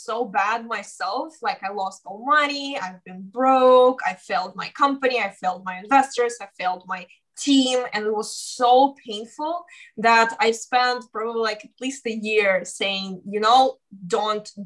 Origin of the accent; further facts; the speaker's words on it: Ukraine; moved away as an adult; also born or lived in Russia; now in United States; I was born in Russia and raised in Ukraine